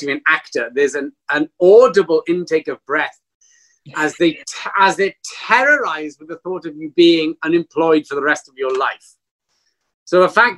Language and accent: English; Cardiff, Wales, United Kingdom; I'm from a place called Cardiff in Wales, which is a smallish country nestling between France and Ireland